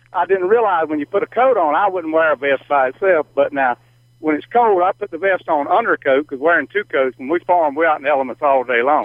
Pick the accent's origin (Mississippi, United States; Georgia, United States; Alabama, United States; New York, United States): Georgia, United States; South; I'm from South Georgia